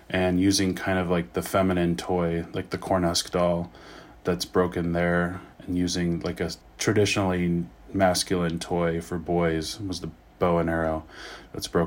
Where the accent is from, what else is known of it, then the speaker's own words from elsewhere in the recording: Reno, Nevada, United States; I am 36 years old. I am from Reno, Nevada. My mother is from the Maidu tribe, which is Northern California, and my father is from Mohawk and Seneca, which is uh, Western New York.